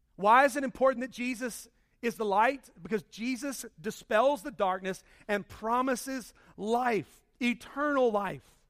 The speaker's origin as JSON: {"language": "English", "town": "Charlotte", "region": "North Carolina", "country": "United States", "tie": "born or raised there", "said": "my home growing up in Charlotte"}